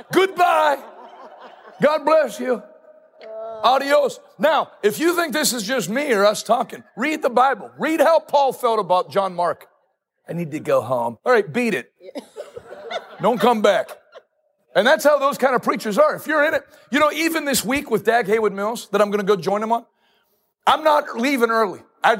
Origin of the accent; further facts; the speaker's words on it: Ghana; moved away as an adult; now in United States; As an immigrant. Where is Scranton? I'm from Ghana.